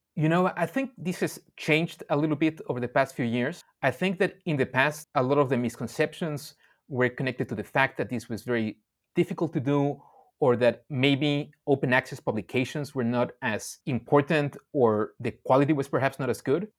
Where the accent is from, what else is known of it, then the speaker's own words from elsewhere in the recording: Mexico; moved away; also born or lived in Indonesia; I grew up in Mexico and then I spent many years in Indonesia